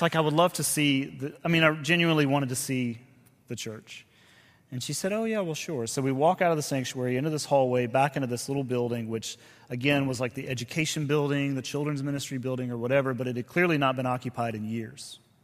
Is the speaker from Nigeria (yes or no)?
no; the South, United States; we're both from the South